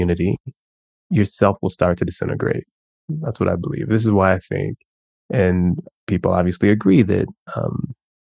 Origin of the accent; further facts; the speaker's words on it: Chicago, Illinois, United States; also born or lived in Mississippi; I grew up in Chicago